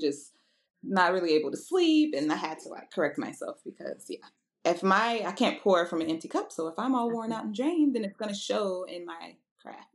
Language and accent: English; Houston, Texas, United States; also born or lived in Nashville, Tennessee; I'm originally from Houston, Texas, uh, by way of Nashville, Tennessee.